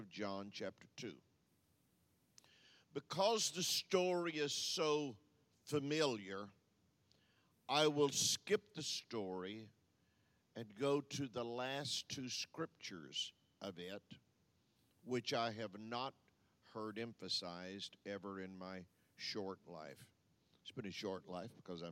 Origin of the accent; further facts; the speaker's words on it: Texas, United States; moved away; also born or lived in Louisiana / Michigan / Tampa, Florida; I'm from Texas